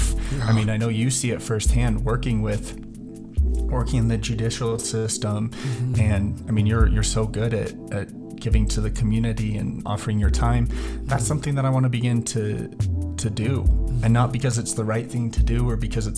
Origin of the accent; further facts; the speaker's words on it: Denver, Colorado, United States; I grew up in Denver